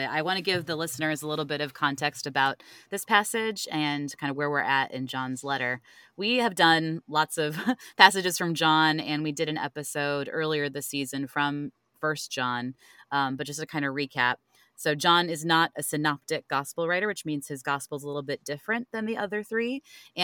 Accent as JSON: {"language": "English", "town": "Cleveland", "region": "Ohio", "country": "United States", "tie": "born or raised there", "moved": "yes", "lives_now": "Richmond, United States", "said": "I live in Richmond now, but I grew up in Cleveland"}